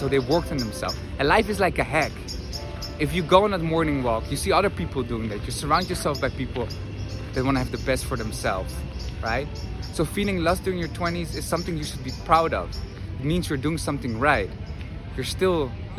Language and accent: English; Netherlands; English is a second language; moved away as an adult; now in Madrid, Spain; I'm originally from the Netherlands, but spent here quite some time